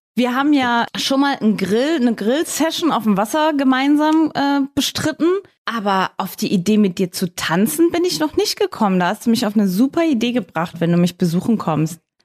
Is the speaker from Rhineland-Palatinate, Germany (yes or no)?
no; Saarbrücken, Saarland, Germany; ich komme ja aus Saarbrücken